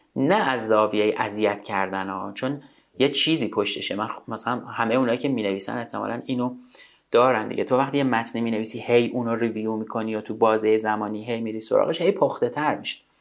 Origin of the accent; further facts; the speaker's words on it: Tehran, Tehran Province, Iran; تو تهران به دنیا آمدم تا اونجا که یادم میاد از منطقه بلوار کشاورز محله بلوار کشاورز بوده خونمون